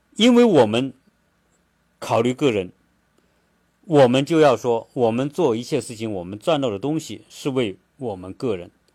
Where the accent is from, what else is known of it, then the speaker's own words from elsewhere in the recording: China; now in United States; 我们中国人